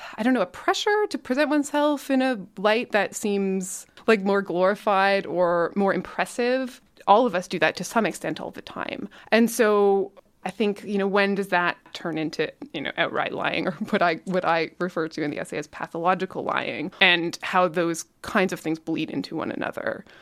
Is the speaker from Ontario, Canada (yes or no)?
no; Calgary, Alberta, Canada; I am a writer from Calgary, so I grew up here.